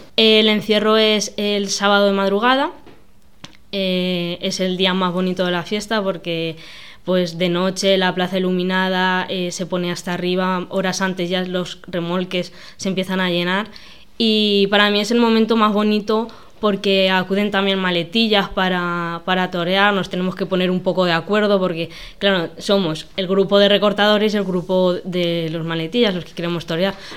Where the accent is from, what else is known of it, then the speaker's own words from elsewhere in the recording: Olmeda del Rey, Castilla-La Mancha, Spain; la primera vez que toré fue con mi padre aquí en mi pueblo, con seis años